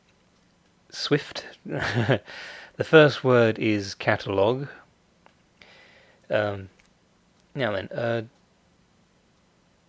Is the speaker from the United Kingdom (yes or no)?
yes; United Kingdom; I'm British, so I say secretary